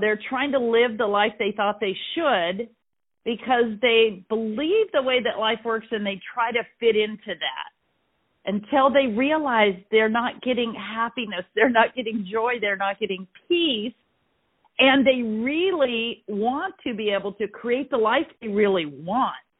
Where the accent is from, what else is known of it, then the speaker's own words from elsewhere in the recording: Ventura, California, United States; I am from Ventura, California. It's north of Los Angeles. And I live on the coast there